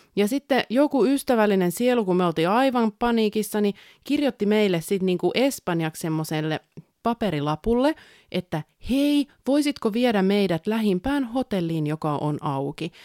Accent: a small town in southern Finland, Finland; tähän eteläsuomalaiseen pikkukaupunkiin, mistä olen kotoisin

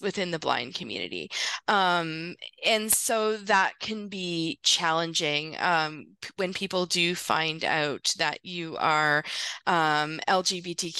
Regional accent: Northern Ontario, Canada; I grew up in Northern Ontario, so fairly small communities

